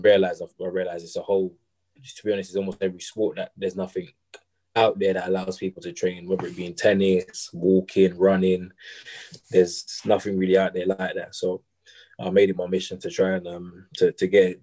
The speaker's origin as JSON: {"language": "English", "town": "Dagenham", "region": "London", "country": "United Kingdom", "moved": "as an adult", "lives_now": "Loughborough, United Kingdom", "said": "I'm from Dagenham originally, around London."}